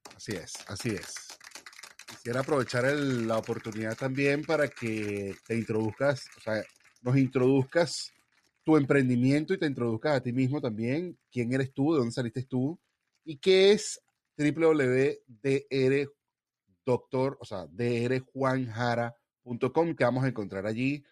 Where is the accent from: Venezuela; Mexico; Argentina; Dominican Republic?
Venezuela; moved away; also born or lived in Oakland, California, United States; yo soy venezolano